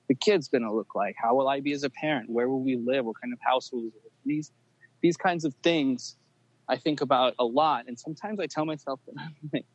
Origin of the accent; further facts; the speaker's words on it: Los Angeles, California, United States; I was born in L.A. I'm American, but my parents are from Yugoslavia